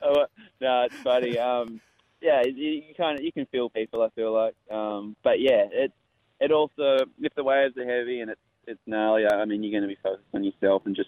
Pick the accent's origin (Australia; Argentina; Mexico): Australia; Western Australia; I grew up in Western Australia, where the waves are really heavy